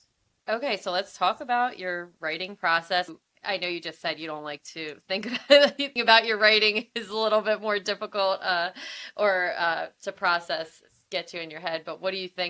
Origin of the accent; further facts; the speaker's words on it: the Jersey side of Philadelphia, New Jersey, United States; now in Bucks County, United States; I live outside of Philadelphia. I grew up on the Jersey side of Philly, and now I live in Bucks County.